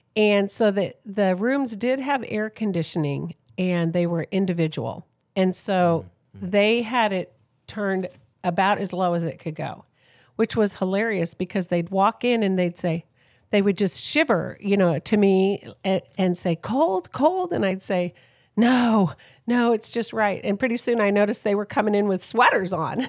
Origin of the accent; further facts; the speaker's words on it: San Diego, California, United States; I'm from San Diego, San Diego